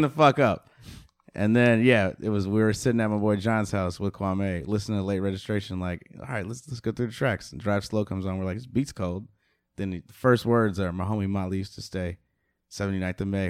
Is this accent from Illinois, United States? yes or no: yes; Chicago, Illinois, United States; growing up in Chicago, I drove my mom's Volvo everywhere.